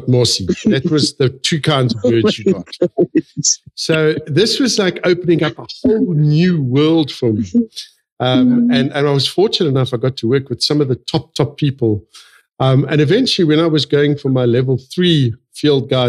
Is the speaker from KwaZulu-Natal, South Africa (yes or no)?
no; Johannesburg, Gauteng, South Africa; moved away as an adult; also born or lived in Mpumalanga; I was born and raised in Johannesburg